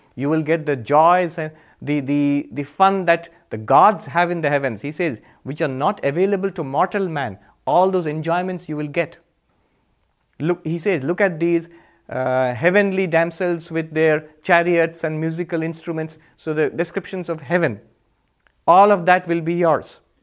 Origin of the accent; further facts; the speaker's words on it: India; I'm Indian